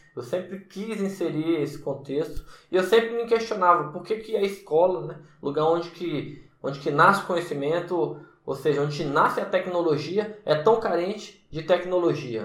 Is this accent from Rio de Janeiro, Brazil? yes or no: no; Brasília, Federal District, Brazil; moved away as an adult; also born or lived in Salvador, Bahia; eu sou de Brasília, natural de Brasília